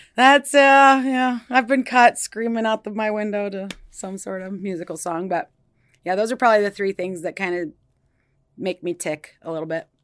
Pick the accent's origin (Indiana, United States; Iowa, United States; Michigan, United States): Iowa, United States; Des Moines; now in Cedar Rapids, United States; I was born and raised in Des Moines, but I've been in the Cedar Rapids area since two thousand one